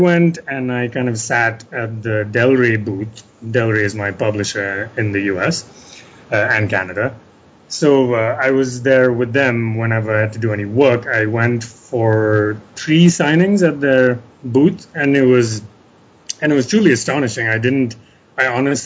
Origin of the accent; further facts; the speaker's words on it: India; I am an Indian writer